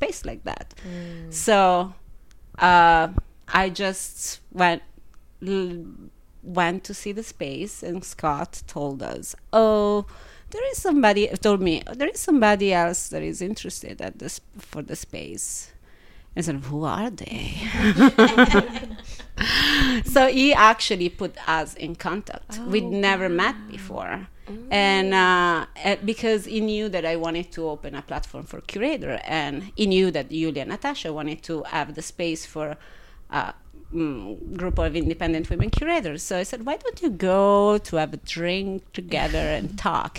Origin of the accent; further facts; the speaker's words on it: Italy; English is a second language; moved away as an adult; also born or lived in Milan, Italy / Berlin, Germany; now in New York, United States; I'm from Italy. I'm an immigrant and I have been living in New York for 8 years.